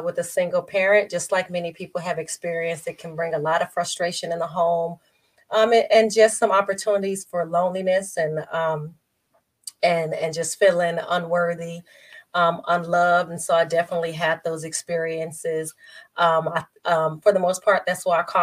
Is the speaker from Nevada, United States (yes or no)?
yes; Las Vegas, Nevada, United States; born and raised in Las Vegas, Nevada